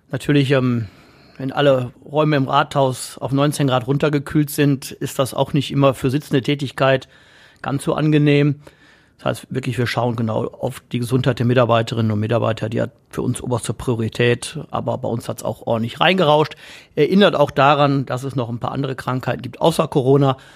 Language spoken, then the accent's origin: German; Essen, North Rhine-Westphalia, Germany; ich bin Essener, ähm, durch und durch. Ähm, meine Kindheit habe ich in Borbeck verbracht.